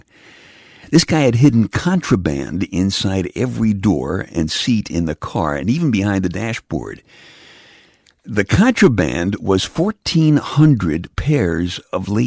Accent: Brooklyn, New York, United States; now in Pennsylvania, United States; My brother Jeff and I grew up in Brooklyn

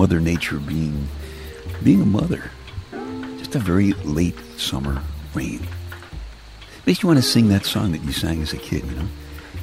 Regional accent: New York City, New York, United States; I'm from Brooklyn, and weather doesn't really mean very much most of the time in Brooklyn

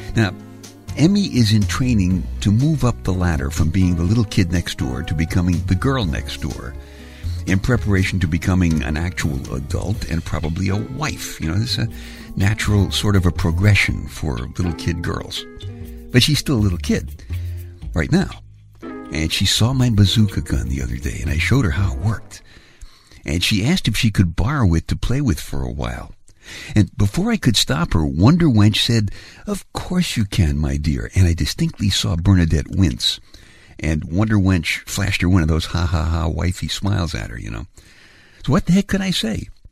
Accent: New York City, New York, United States; I grew up in Brooklyn, and like most of the guys in my neighborhood, my car was the subway

